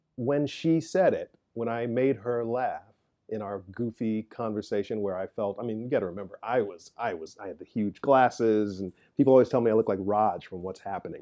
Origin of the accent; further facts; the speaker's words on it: Chicago, Illinois, United States; moved away; I grew up on South Side of Chicago, working class